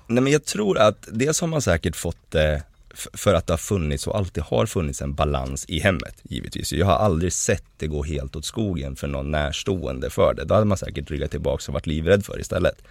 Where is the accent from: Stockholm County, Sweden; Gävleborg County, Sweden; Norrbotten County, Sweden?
Gävleborg County, Sweden; Hudiksvall; kommer från en ganska liten stad som heter Hudiksvall. Och vi växte liksom upp kärnfamiljsaktigt